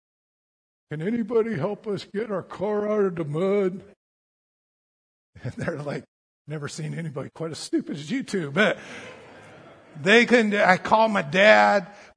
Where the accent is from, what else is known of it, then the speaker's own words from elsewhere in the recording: Colorado, United States; I grew up in Colorado